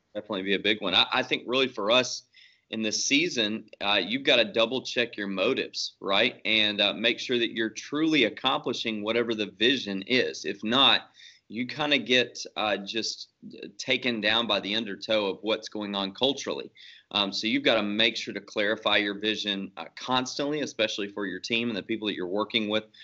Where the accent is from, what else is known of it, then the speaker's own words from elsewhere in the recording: Shreveport, Louisiana, United States; moved away as an adult; now in The Woodlands, United States; I'm originally from Shreveport, Bossier City, Louisiana, so uh, North Louisiana. So I'm a fake Cajun. uh, grew up there